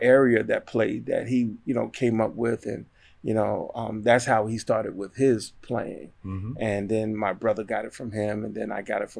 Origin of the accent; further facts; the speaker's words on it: Amityville, New York, United States; now in Raleigh, United States; Well, I am originally from Long Island, New York, little town called Amityville.